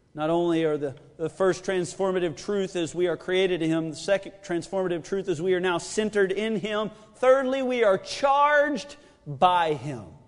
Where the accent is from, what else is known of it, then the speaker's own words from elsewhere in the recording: United States; I am an American